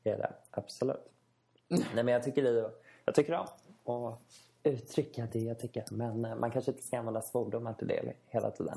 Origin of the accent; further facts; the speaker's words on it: Stockholm, Stockholm County, Sweden; moved away as an adult; now in Västerås, Sweden; Både du och jag kommer ju från Stockholm